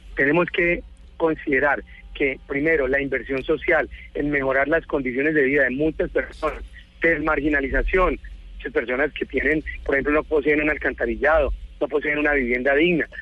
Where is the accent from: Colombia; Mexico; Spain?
Colombia; Huila; moved away; also born or lived in Bogotá; aquí nos vinimos a esta ciudad que, que es más querida, que es más tranquila, en la cual pues es de una última vez la tierra donde yo nací